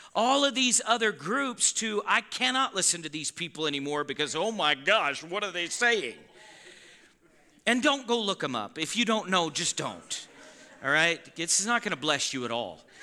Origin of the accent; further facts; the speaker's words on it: Yellowstone Boys and Girls Ranch, Montana, United States; I was raised around the Yellowstone Boys and Girls Ranch, so I know how to slaughter a cow